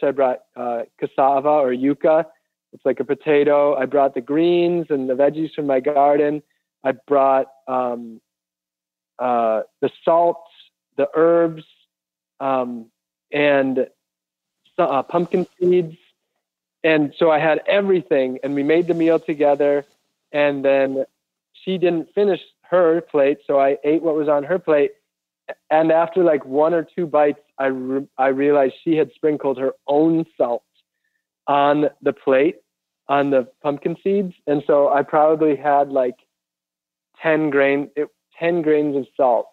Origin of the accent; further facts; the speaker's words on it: Wisconsin, United States; moved away; also born or lived in Florida; I grew up in Wisconsin